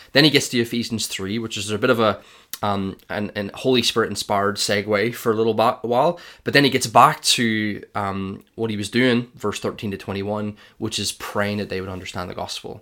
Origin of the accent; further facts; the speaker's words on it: Ireland; I'm Irish